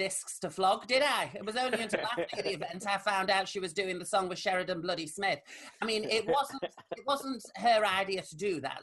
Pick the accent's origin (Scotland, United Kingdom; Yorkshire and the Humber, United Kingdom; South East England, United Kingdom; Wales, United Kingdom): Yorkshire and the Humber, United Kingdom; Rotherham; my hometown of Rotherham